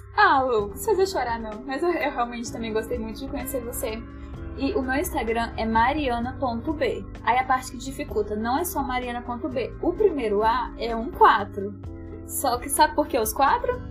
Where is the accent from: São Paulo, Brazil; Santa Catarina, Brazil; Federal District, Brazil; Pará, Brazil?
Federal District, Brazil; Brasília; eu sou de Brasília